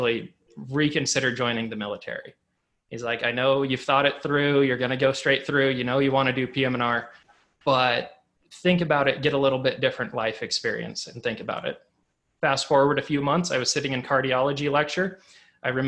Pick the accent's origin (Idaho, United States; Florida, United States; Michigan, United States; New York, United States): Idaho, United States; moved away as an adult; also born or lived in Colorado; I grew up in Idaho. I stayed local, went to Boise State